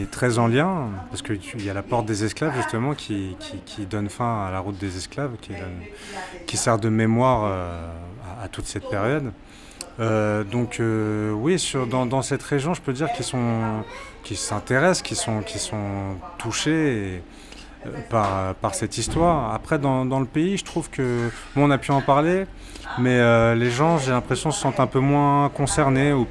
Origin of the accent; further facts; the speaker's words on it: Martinique, France; quand il me demande d'où je viens, parce qu'il pensait que j'étais béninois, je dis non, je viens de la Martinique.